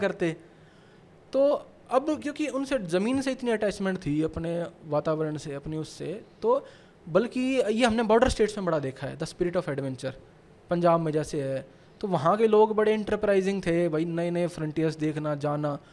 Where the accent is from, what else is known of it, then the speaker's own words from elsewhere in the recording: Sonipat, Haryana, India; मैं सोनीपत से हूँ